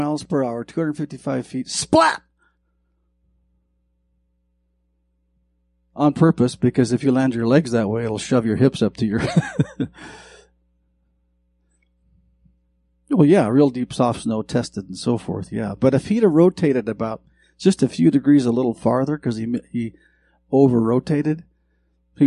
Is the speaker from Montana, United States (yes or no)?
yes; Montana, United States; I grew up in Montana